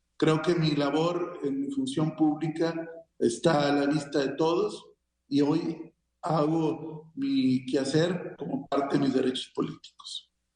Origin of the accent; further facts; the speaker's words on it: Coahuila, Mexico; also born or lived in Guerrero; como ciudadano libre y coahuilense